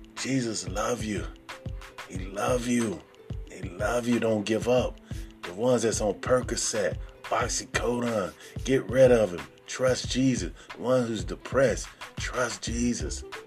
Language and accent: English; Sarasota, Florida, United States; I'm from Sarasota, Florida